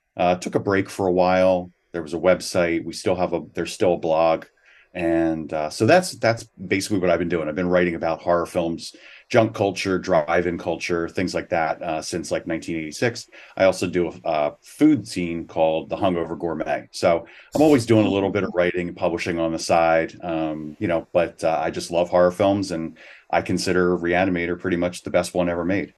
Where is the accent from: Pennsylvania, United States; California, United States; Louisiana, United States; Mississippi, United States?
Pennsylvania, United States; Philadelphia; I grew up in the Philadelphia area.